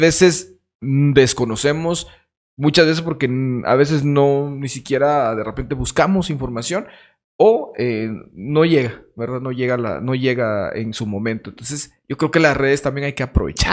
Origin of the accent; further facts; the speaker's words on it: Jacaltenango, Huehuetenango, Guatemala; nosotros como jacaltecos, como guatemaltecos